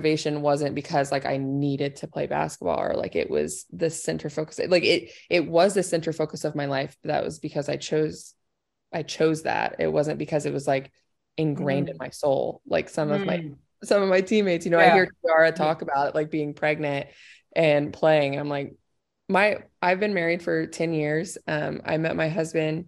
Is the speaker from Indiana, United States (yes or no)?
yes; Indiana, United States; moved away as an adult; also born or lived in Southern Illinois; I'm from Indiana